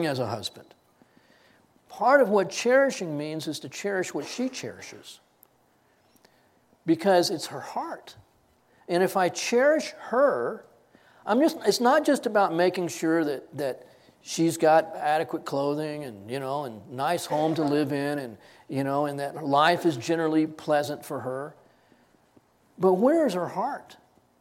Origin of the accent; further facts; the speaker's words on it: Texas, United States; I grew up in Texas